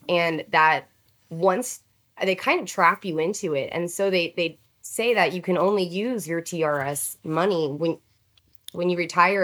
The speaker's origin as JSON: {"language": "English", "town": "Houston", "region": "Texas", "country": "United States", "tie": "born or raised there", "said": "I am native born Texan, and I grew up in the Houston area"}